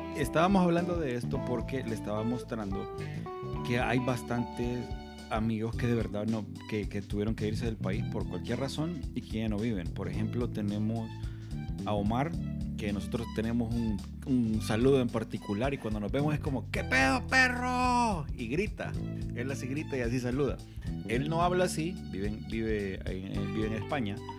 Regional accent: Honduras; somos nicatrachos, mitad nicaragüenses y mitad catrachos

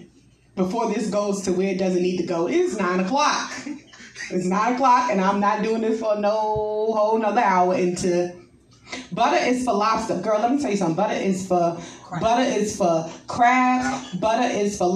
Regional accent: New York, United States; now in Texas, United States; I'm from New York

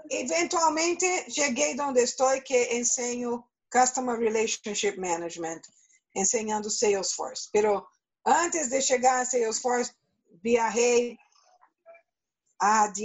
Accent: Brazil; Spanish is a second language; moved away as an adult; now in Canada; yo soy brasileña y conocí a mi novio en Brasil.

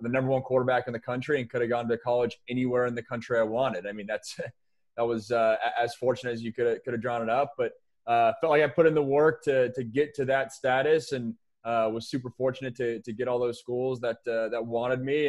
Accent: Sammamish, Washington, United States; also born or lived in Seattle / Bellevue; I'm from Sammamish. I went to Skyline, which was the, uh, one of the powers in the state of Washington

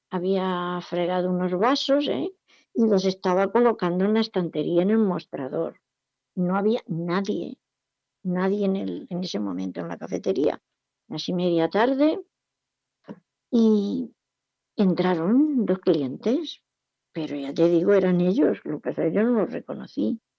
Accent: Jumilla, Region of Murcia, Spain; also born or lived in Alicante; La segunda vez vinieron a yo, la familia entera, nos fuimos de Jumilla a Alicante, una ciudad costera, está a unos 100 kilómetros de aquí, y allí mi padre montó un supermercado.

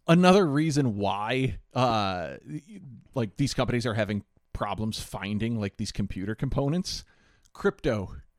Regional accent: Midwest, United States; We're also from the Midwest

